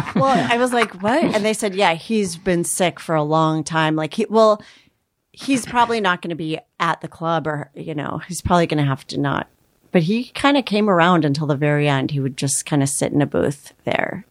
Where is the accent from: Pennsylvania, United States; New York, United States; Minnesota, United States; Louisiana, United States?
Minnesota, United States; I'm Minnesota.